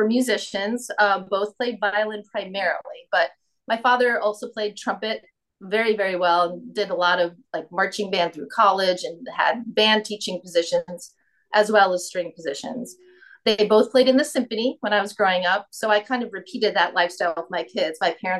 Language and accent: English; Long Island, New York, United States; I am not from Toledo. I grew up on Long Island, New York. Okay. And so a lot of people are surprised when they hear that because I don't sound necessarily like a typical New Yorker.